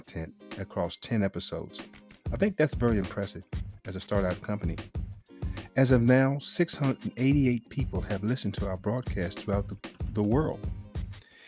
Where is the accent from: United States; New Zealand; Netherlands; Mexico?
United States; Cascade, Virginia; moved away; my hometown, Cascade, Virginia